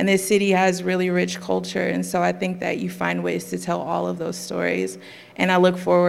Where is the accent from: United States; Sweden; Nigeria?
United States; Oakland, California; so where are you from? I'm like, oh, right here.